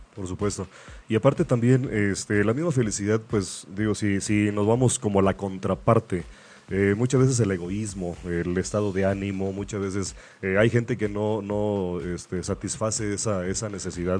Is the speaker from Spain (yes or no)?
no; Mexico; así somos los mexicanos